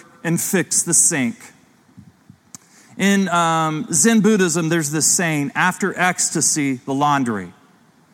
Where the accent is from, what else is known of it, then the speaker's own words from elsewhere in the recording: Ohio, United States; growing up in Ohio as a kid